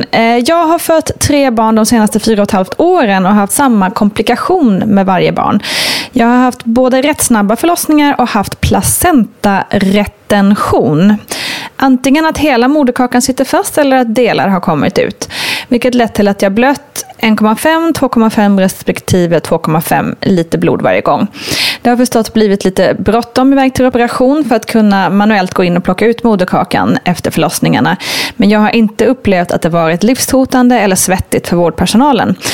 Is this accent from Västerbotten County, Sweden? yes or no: yes; Västerbotten County, Sweden; now in Stockholm, Sweden; då bor jag ju ändå i Stockholmsområdet vilket gör att jag har rätt nära till avancerad sjukvård. Jag är uppvuxen i södra Lappland